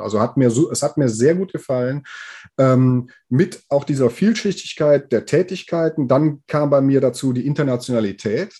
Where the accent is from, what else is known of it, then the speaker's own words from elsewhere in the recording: Aachen, North Rhine-Westphalia, Germany; hier aus Aachen und der Umgebung, wo ich herkomme